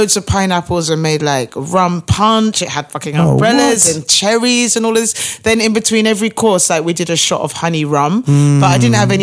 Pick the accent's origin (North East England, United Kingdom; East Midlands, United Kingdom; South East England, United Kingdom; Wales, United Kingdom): South East England, United Kingdom; Brighton; moved away as an adult; now in London, United Kingdom; I'm originally from Brighton. Mm. So I've lived in London about 8 years